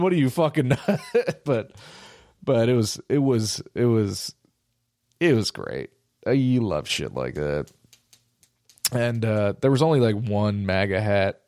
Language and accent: English; United States; being an American